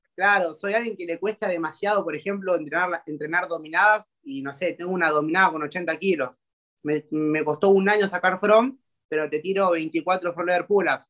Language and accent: Spanish; Argentina; tengo 20 años y soy de Argentina